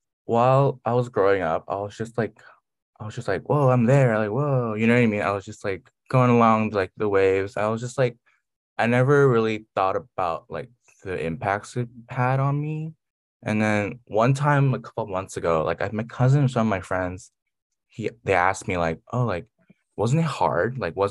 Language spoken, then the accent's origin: English; Austin, Texas, United States; also born or lived in Fort Worth / Korea; And so I was born in the Fort Worth area and then we moved back to Korea when I was around one or two. And I lived there for my pre-K years. And then I moved back to Austin, where I lived for around 5-6 years